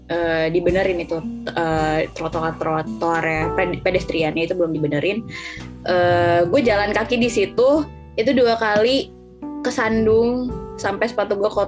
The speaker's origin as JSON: {"language": "Indonesian", "region": "Jakarta", "country": "Indonesia", "tie": "born or raised there", "said": "sekarang gue sebagai orang Jakarta gue ngerasa uh, eh, 19 tahun ini gue tinggal di Jakarta"}